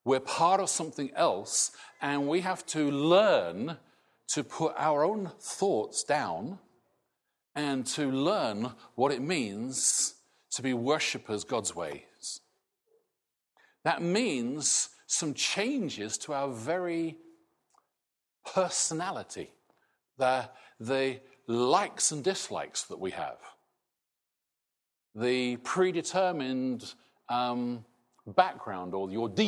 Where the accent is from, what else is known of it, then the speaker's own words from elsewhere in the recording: Scotland, United Kingdom; now in England; I am British, not Scottish. I will never be English. {S255} {S0} but I now have a different identity, really, from what I grew up with. That, as I'm in this country and not Scotland, changes my outlook